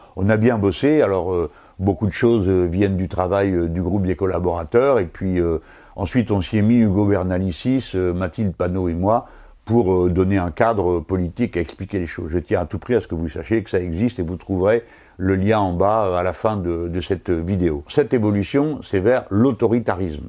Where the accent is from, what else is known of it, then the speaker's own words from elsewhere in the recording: France; nous autres Français